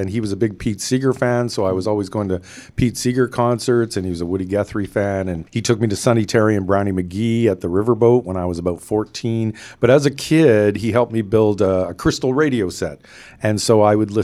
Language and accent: English; Toronto, Ontario, Canada; also born or lived in West Coast of Canada; now in West Coast, Canada; I grew up in the Northwest area, Toronto, around the Jane Strip, Jane Finch area